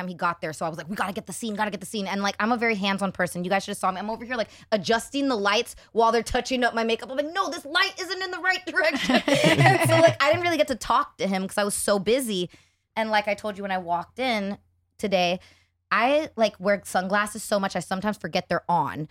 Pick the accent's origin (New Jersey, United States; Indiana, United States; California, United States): California, United States; born or raised there